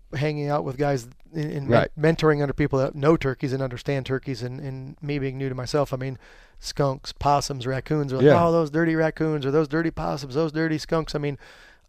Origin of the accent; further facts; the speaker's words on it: Pennsylvania, United States; where I grew up in Pennsylvania